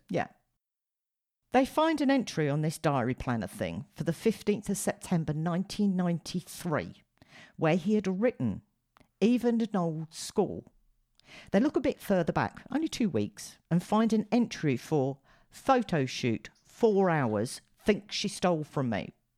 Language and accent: English; United Kingdom; being a Brit